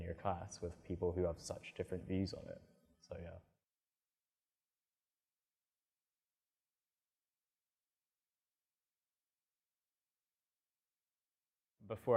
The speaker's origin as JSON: {"language": "English", "town": "Edinburgh", "region": "Scotland", "country": "United Kingdom", "moved": "as an adult", "lives_now": "London, United Kingdom", "said": "I'm from Edinburgh"}